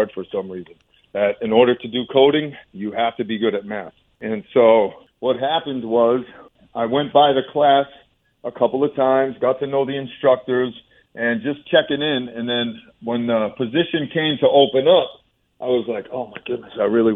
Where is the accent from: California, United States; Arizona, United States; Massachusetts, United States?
Massachusetts, United States; Orange; also born or lived in Boston, Massachusetts; I was born in Massachusetts, born in Boston, and we ended up moving to central Mass, almost towards western Mass, Orange, Massachusetts, and it's a really small town